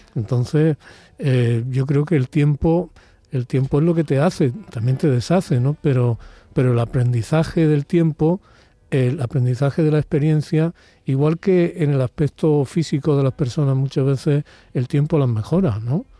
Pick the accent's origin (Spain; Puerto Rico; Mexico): Spain; Úbeda, Andalusia; born or raised there